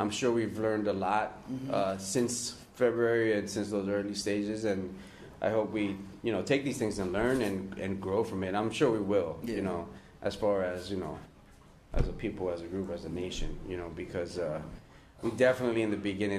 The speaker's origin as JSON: {"language": "English", "town": "Miami", "region": "Florida", "country": "United States", "also_born_or_lived": "California", "moved": "as an adult", "said": "I'm from Miami, baby. I'm from the 305, man"}